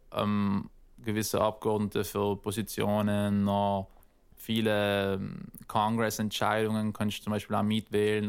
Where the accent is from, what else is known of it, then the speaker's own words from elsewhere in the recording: South Tyrol, Trentino-Alto Adige, Italy; moved away as an adult; also born or lived in Northern California; now in United States; als Südtiroler, weißt du, ist man eigentlich echt fein aufgewachsen